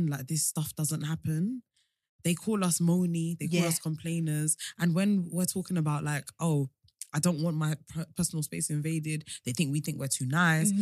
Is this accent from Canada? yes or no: no; United Kingdom; We're too British